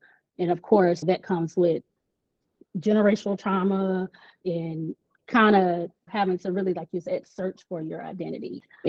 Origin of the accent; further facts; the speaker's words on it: Pensacola, Florida, United States; also born or lived in Georgia; I was born in Georgia. We came back to Pensacola.